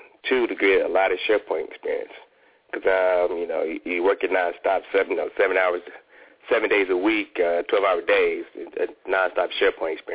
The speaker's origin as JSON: {"language": "English", "region": "Ohio", "country": "United States", "also_born_or_lived": "Washington, D.C. / Fort Worth, Texas", "moved": "as an adult", "lives_now": "Atlanta, United States", "said": "I wanted to move closer to my home. I'm from Ohio."}